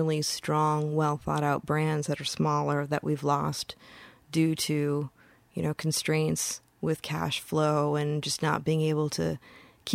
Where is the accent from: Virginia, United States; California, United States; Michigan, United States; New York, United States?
Michigan, United States; Upper Peninsula; moved away; my hometown